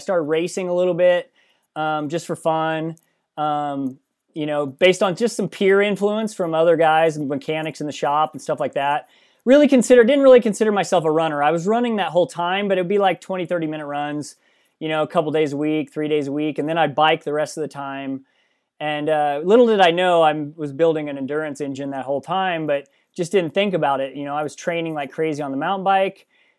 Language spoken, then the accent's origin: English; Missouri, United States; Well, if I start at the beginning, I grew up in Missouri on a farm, big commercial farm, 700-acre farm.